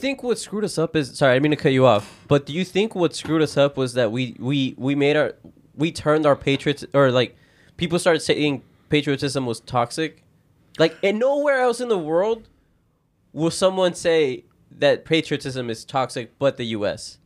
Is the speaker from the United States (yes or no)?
yes; United States; we're American